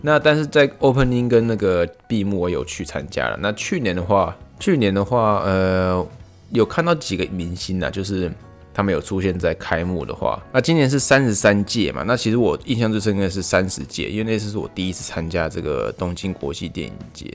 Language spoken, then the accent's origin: Chinese; Taiwan; now in Tokyo, Japan; 我是台湾人